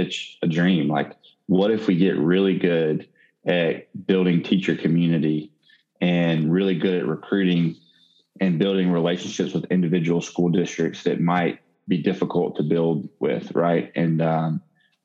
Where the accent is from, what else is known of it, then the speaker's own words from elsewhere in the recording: Mississippi, United States; I'm from Mississippi. I've never lived outside of Mississippi.